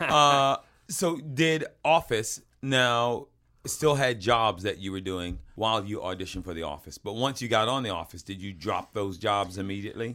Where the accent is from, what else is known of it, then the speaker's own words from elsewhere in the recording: Georgia, United States; we didn't refrigerate our mayonnaise where I come from